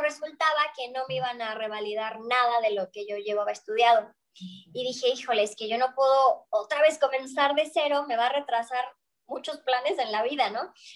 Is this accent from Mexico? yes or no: yes; Mexico; moved away as an adult; also born or lived in Barcelona, Spain; yo soy de México